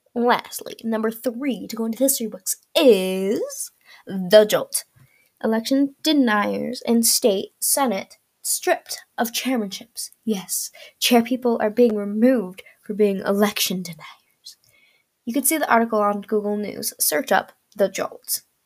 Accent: California, United States; California, my home state

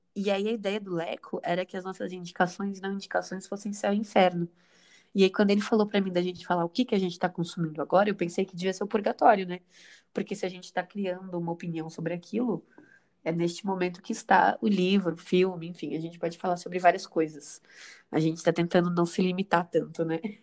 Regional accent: Brazil; a gente, como brasileiro

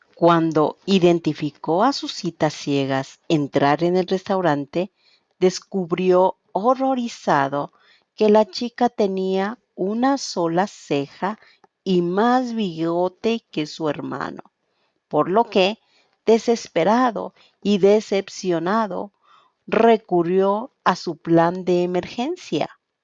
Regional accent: Quito, Pichincha, Ecuador; soy de Quito, Ecuador

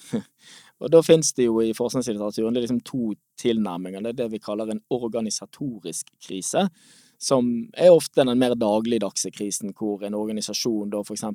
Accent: Norway; vi som nordmenn

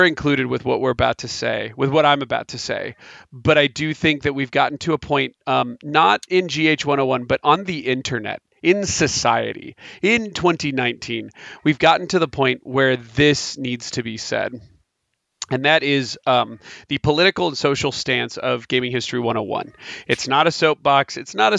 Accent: United States; I am an American

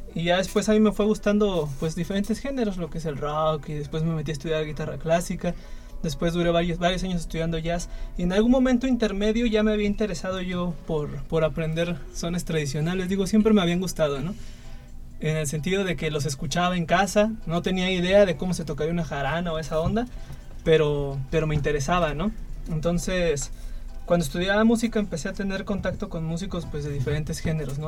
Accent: San Luis Potosí, Mexico; soy de aquí de la capital, de San Luis

